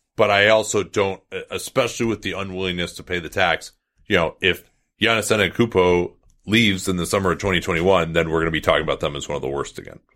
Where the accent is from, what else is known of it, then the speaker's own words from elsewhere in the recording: Chicago, Illinois, United States; I'm from Chicago.